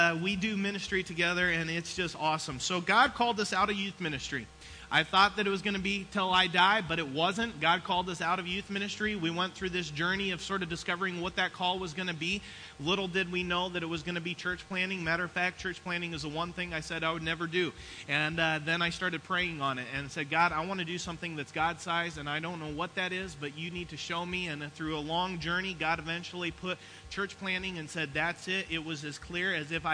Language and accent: English; Lakeside, Oregon, United States; growing up in Lakeside, Oregon, which is a small little beach town.